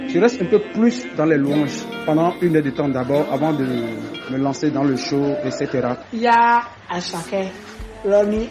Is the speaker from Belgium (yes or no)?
no; Cotonou, Littoral, Benin; J'ai vraiment aimé, j'ai vraiment aimé. Moi, je suis de Cotonou, donc à quoi Kwakwa. J'ai pas fait un long déplacement.